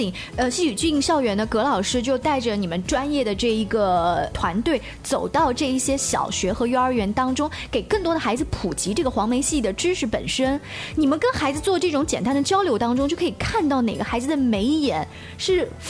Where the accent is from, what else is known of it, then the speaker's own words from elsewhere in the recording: Hefei, Anhui, China; 是我们合肥这边的地方话